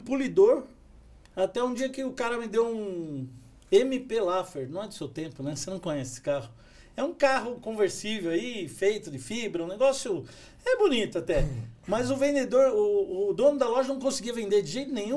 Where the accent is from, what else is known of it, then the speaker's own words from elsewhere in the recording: São Paulo, Brazil; moved away as an adult; now in São José dos Campos, Brazil; Eu sou de São Paulo, capital